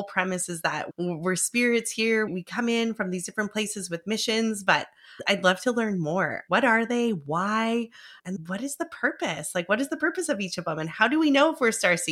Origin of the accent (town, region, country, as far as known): Vancouver, British Columbia, Canada